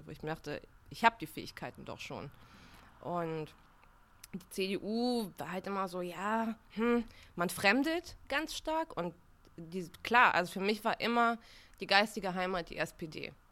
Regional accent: Bulgaria; born there; Also ich habe einen Migrationshintergrund. Ich bin ähm, in Bulgarien geboren. Ich habe eine gemischte Familie, also Deutschverwandte, bulgarische Verwandte.

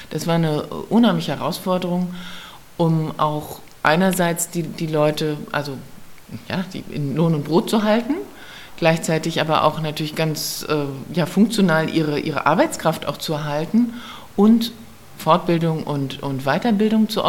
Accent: Berlin, Germany; ich komme aus Westberlin, aus Schmargendorf.

